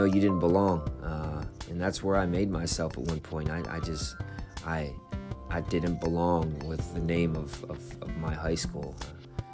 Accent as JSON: {"language": "English", "town": "Wheeling", "region": "West Virginia", "country": "United States", "tie": "born or raised there", "moved": "yes", "lives_now": "Morgantown, United States", "said": "my grandfather raised me, and he had an incredible name in my hometown in Wheeling"}